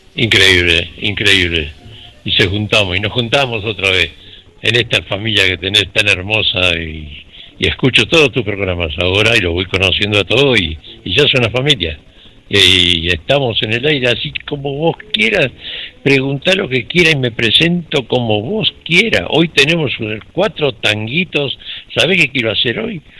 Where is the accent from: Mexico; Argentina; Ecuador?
Argentina; Buenos Aires; yo nací en La Boca. Y a los 17 años ya andaba trabajando en las cantinas de La Boca